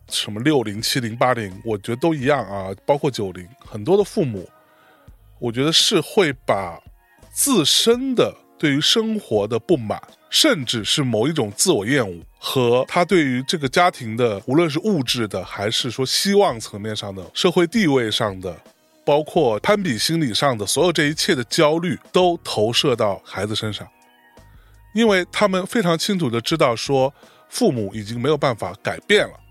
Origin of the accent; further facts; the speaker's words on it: China; 我们在中国内地啊长大起来的小孩儿